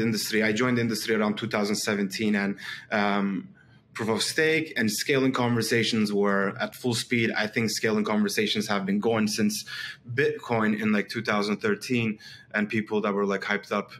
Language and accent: English; Istanbul, Turkey; I'm from Istanbul, Turkey